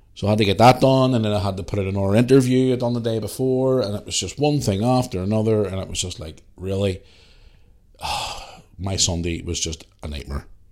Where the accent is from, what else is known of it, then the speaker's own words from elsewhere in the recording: Belfast, Northern Ireland, United Kingdom; I'm from Belfast.